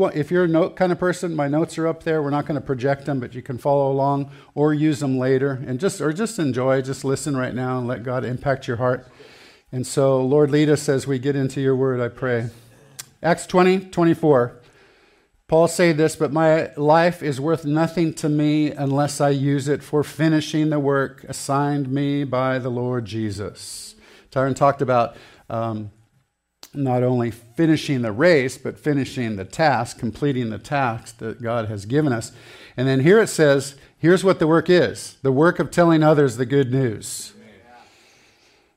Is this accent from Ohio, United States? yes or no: no; Santa Barbara, California, United States; I grew up in Santa Barbara, California.